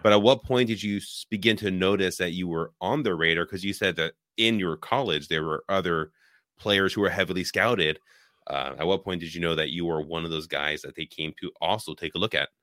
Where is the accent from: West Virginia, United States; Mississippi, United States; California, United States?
California, United States; Richmond; moved away as an adult; now in Wisconsin, United States; I was born and raised in Richmond, Bay Area